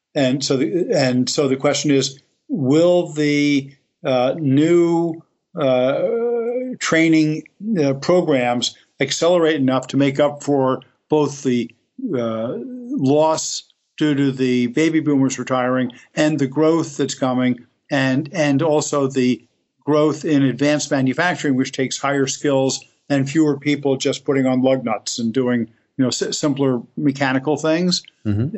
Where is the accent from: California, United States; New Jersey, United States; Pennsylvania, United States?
New Jersey, United States; Elizabeth; I grew up in Elizabeth, New Jersey, which is right across the the river from New York City